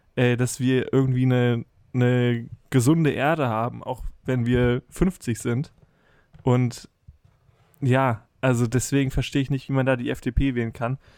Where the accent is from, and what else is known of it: Germany